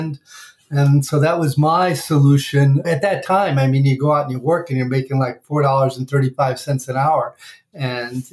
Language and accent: English; Chicago, Illinois, United States; now in Washington, D.C., United States; I grew up in Chicago